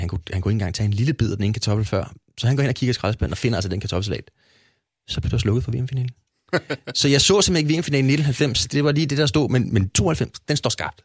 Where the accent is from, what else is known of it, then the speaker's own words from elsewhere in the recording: Hyllinge, Zealand, Denmark; also born or lived in Copenhagen; vi flyttede jo fra København ned på landet til en lille by, der hed Hyllinge, som lå uden for Næstved